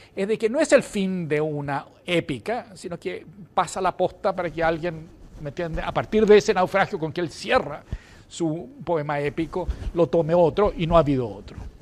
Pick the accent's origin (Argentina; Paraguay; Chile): Chile